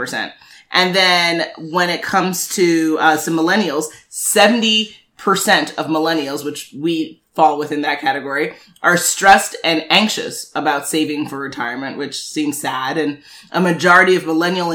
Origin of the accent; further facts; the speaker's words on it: New York City, New York, United States; I'm born and raised in Manhattan